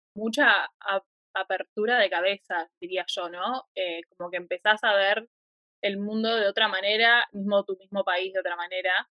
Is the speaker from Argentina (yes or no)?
yes; Argentina; moved away as an adult; now in New Zealand; nací en Argentina, tuve una buena familia, tuve una buena crianza